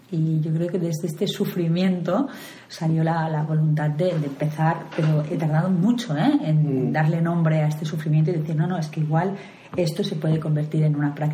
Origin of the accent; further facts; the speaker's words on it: Barcelona, Catalonia, Spain; De Barcelona.